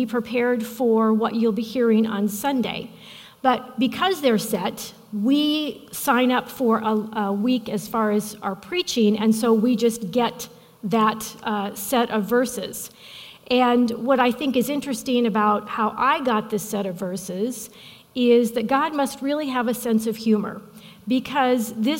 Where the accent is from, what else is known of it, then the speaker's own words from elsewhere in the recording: Midwest, United States; I'm from the Midwest